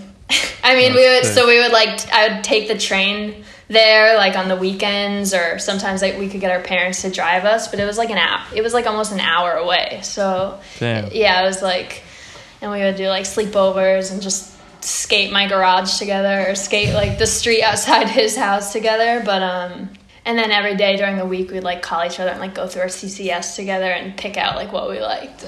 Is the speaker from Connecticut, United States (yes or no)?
yes; Old Saybrook, Connecticut, United States; I am from Old Saybrook, Connecticut. It's like a small town in Connecticut.